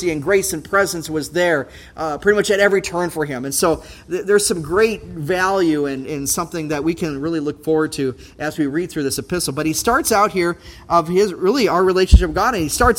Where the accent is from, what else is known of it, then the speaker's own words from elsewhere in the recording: Brainerd, Minnesota, United States; Growing up in Brainerd area